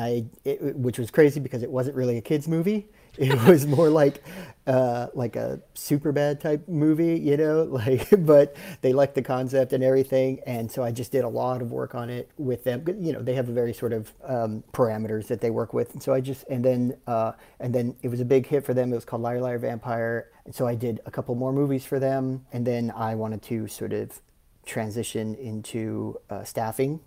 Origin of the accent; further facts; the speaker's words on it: South Texas, United States; moved away as an adult; also born or lived in Dallas, Texas; now in Los Angeles, United States; I'm from South Texas originally.